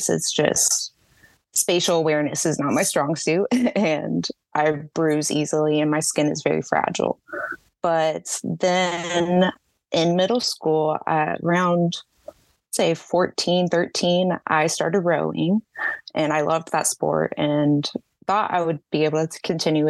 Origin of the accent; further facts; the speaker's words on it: Jacksonville, Florida, United States; also born or lived in Texas; Yes, I'm in Jacksonville, Florida, up northeast.